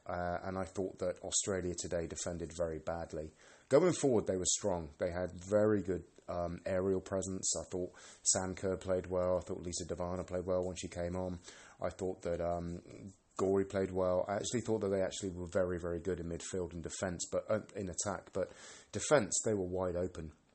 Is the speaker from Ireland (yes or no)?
no; United Kingdom; moved away as an adult; now in Sweden; Being British, um, I'm Scottish English